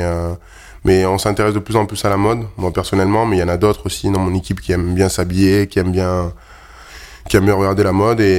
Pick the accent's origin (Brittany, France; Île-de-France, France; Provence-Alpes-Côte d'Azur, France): Provence-Alpes-Côte d'Azur, France; Ouais, c'est plutôt dans le sud. C'est vrai que le, football prime, surtout euh, là d'où je viens. Il y a beaucoup plus de, clubs de foot que de rugby. Même si on a des bonnes écoles de rugby là-bas et un grand club comme le RCT.